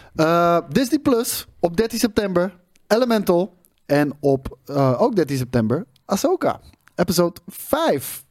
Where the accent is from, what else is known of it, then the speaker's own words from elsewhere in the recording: Netherlands; wij als, als Nederlanders